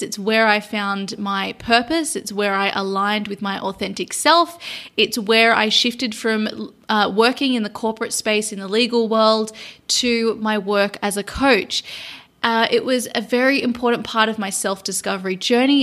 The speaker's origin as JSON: {"language": "English", "town": "Sydney", "region": "New South Wales", "country": "Australia", "tie": "born or raised there", "also_born_or_lived": "London", "moved": "as an adult", "said": "my hometown in Sydney, Australia"}